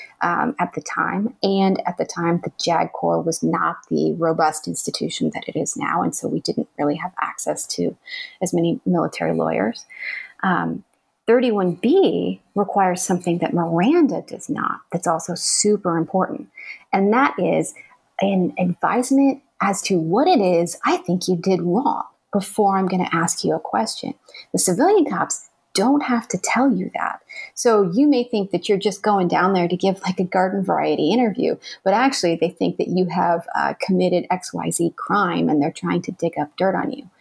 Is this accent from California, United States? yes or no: no; Arizona, United States; moved away; my home state of Arizona